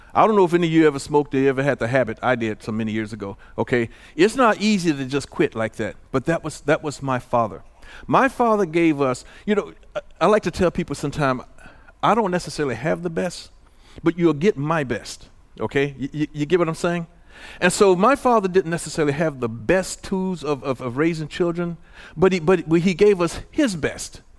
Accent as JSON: {"language": "English", "region": "Illinois", "country": "United States", "tie": "born or raised there", "also_born_or_lived": "Santa Ana", "moved": "yes", "said": "I left home from in Illinois"}